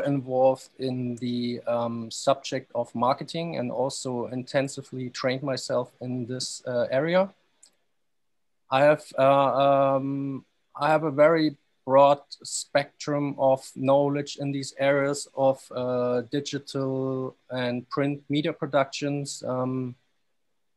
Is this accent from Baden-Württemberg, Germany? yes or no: yes; Stuttgart, Baden-Württemberg, Germany; moved away as an adult; also born or lived in Dubai; I'm from Stuttgart, Germany